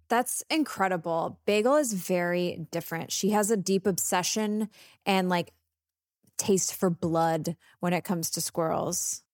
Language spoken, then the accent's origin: English; Texas, United States